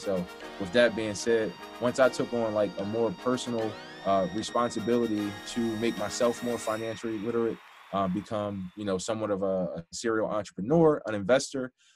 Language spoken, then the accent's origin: English; Philadelphia, Pennsylvania, United States; I'm from Philadelphia, so um, I'm not from like the worst part, you know, in the world, but you know, definitely from lower income